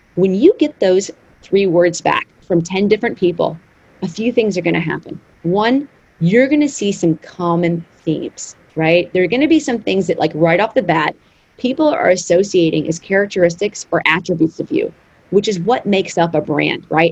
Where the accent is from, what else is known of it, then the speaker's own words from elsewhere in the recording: Arkansas, United States; growing up in Arkansas, my father was a builder. He built the house that I grew up